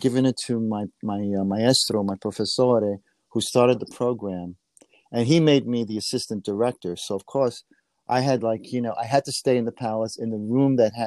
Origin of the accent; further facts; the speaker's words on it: New York City, New York, United States; also born or lived in Siena, Italy; I grew up in New York City my whole life